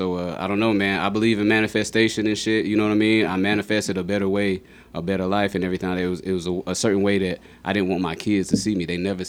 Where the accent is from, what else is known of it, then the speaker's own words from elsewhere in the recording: South Carolina, United States; also born or lived in Germany; Well, you know, I was born in Germany, raised in South Carolina, and then from there, like, I moved around a lot.